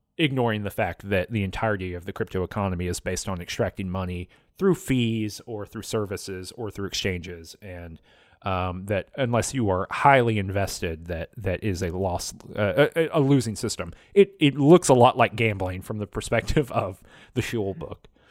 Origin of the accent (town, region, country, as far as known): United States